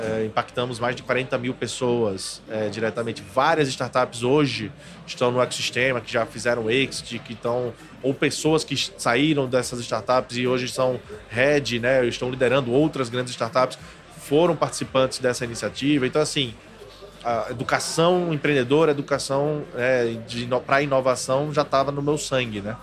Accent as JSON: {"language": "Portuguese", "town": "Maceió", "region": "Alagoas", "country": "Brazil", "said": "Eu sou de Maceió"}